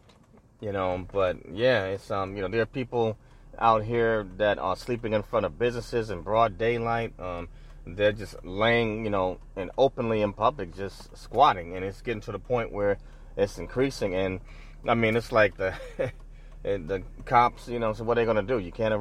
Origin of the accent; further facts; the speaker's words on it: New York City, New York, United States; now in Sacramento, United States; I was born and raised in New York City